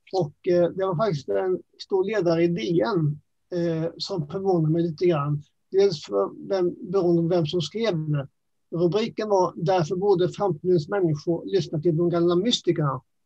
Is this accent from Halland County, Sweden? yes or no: no; Växjö, Kronoberg County, Sweden; accent: Småland; moved away as an adult; also born or lived in Nacka; now in Stockholm, Sweden; Jag är ju smålänning. Det hörs lite grann på min dialekt kanske. Ja. Ehm, hela min skoltid hade jag i Växjö.